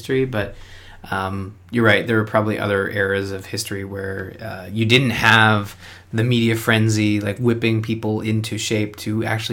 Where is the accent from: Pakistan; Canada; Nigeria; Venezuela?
Canada; I'm a Canadian